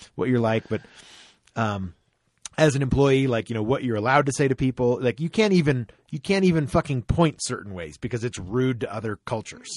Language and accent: English; Florida, United States; growing up in Florida